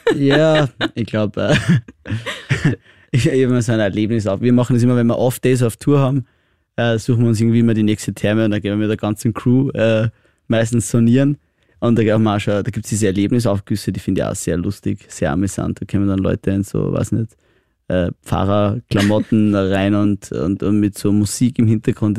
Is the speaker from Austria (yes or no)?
yes; Austria; ich bin ein typischer Österreicher